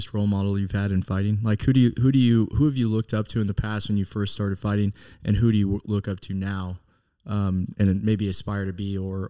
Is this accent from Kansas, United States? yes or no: yes; Wichita, Kansas, United States; now in Kansas City, United States; I'm from Wichita originally.